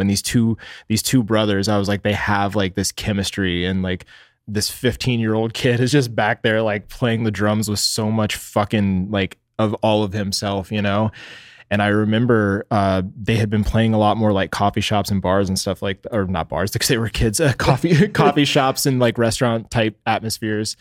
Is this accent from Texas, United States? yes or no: yes; Dallas, Texas, United States; moved away as an adult; now in Phoenix, United States; I was born in Dallas, Texas